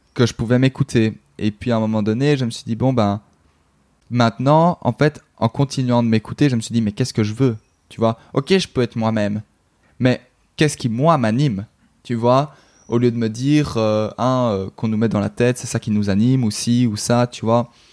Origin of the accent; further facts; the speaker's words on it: Brussels, Belgium; je suis belge, donc euh, en Belgique